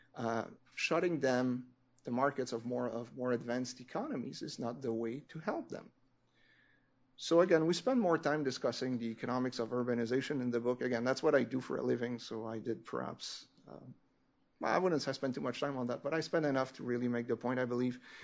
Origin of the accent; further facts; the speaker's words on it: Canada; I'm French Canadian